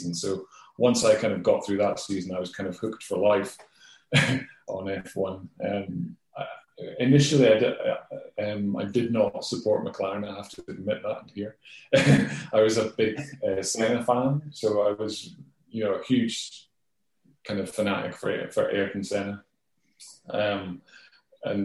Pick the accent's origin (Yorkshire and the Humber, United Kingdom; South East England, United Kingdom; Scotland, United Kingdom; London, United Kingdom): Scotland, United Kingdom; I'm a Scot as well